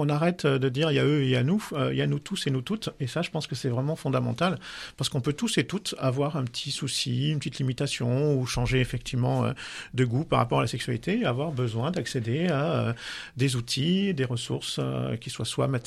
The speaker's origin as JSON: {"language": "French", "town": "Lyon", "region": "Auvergne-Rhône-Alpes", "country": "France", "said": "comme je suis de Lyon est et pas loin de l'hôpital Henri Gabriel à Saint-Genis-Laval"}